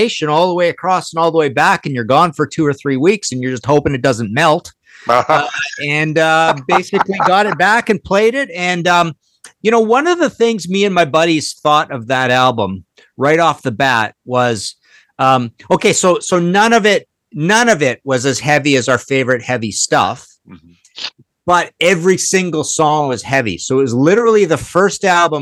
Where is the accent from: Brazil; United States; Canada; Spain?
Canada; Trail, British Columbia; I'm from Trail, BC, so in the West